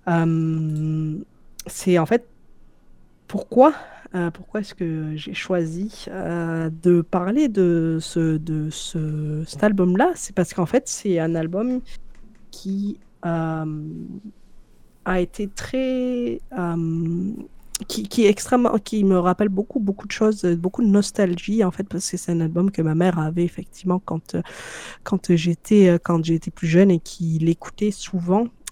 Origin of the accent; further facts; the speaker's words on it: France; moved away as an adult; also born or lived in Algeria (ancestry); now in Canada; je suis française, même si aujourd'hui, tu vois, je, je, je, ne vis plus en France depuis 5 euh, ans